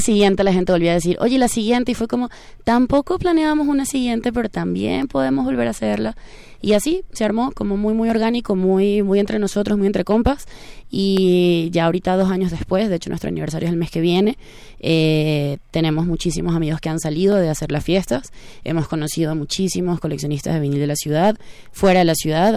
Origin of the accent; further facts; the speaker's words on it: Venezuela; now in Mexico; nosotros venimos de Venezuela, entonces nuestra cadencia es muy diferente